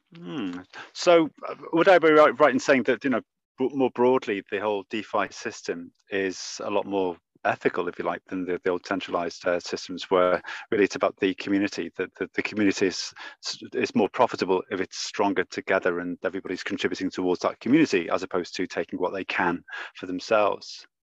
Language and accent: English; Liverpool, North West England, United Kingdom; I'm from Liverpool